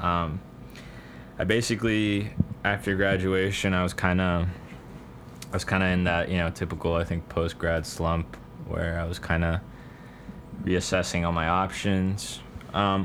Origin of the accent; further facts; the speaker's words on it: Caribbean coast of Colombia, Colombia; I'm from the Caribbean coast of Colombia